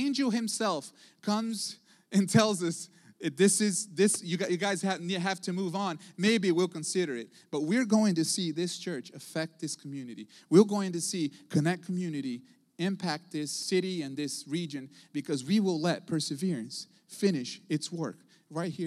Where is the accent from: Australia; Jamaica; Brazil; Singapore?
Brazil; also born or lived in Houston, Texas; now in United States; I wasn't born in this country. I didn't grow up in this country. I was born in South America, in Brazil